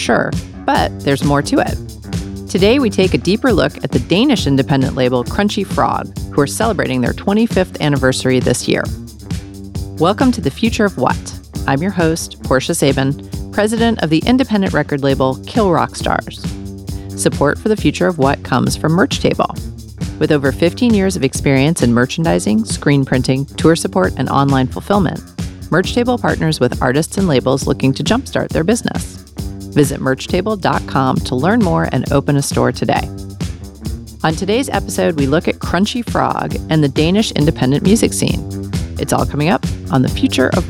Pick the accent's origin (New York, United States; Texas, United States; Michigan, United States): New York, United States; New York City; I grew up in Manhattan, you know, New York City